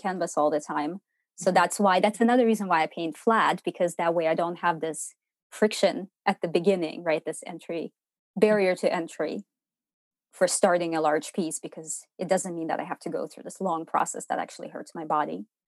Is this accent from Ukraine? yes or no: yes; Ukraine; moved away as an adult; now in Portland, United States; I was born and raised in Ukraine, and I lived through the dissolution of the Soviet Union